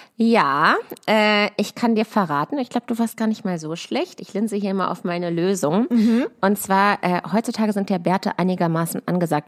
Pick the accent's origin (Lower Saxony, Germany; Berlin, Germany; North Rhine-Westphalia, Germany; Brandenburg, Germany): Lower Saxony, Germany; near Hanover; moved away; bin auch in der Heimat, also in der Nähe von Hannover. Ich komme ja aus Klein-Dittacke